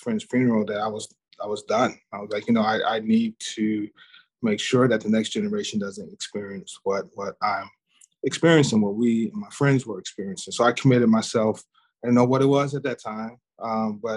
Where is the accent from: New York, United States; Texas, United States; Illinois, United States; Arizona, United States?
Texas, United States; Dallas; I grew up in Southern Dallas in the 80s and 90s.